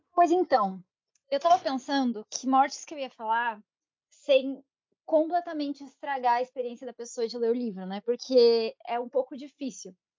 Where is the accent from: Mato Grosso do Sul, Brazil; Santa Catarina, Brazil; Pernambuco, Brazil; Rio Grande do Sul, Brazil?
Santa Catarina, Brazil; eu sou de Santa Catarina